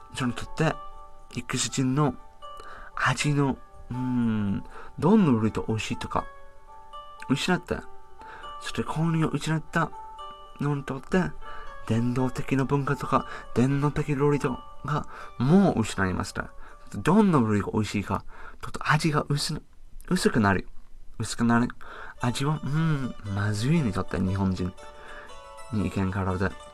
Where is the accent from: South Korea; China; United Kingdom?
United Kingdom; Japanese is a second language; now in Japan; イギリスから来ました